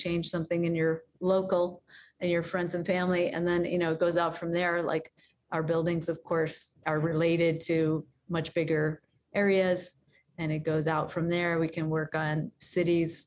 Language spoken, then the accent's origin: English; Chicago, Illinois, United States; I'm from Chicago